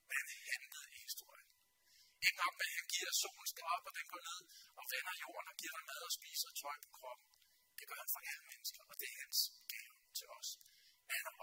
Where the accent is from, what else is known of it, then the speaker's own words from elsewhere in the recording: Denmark; vi danskere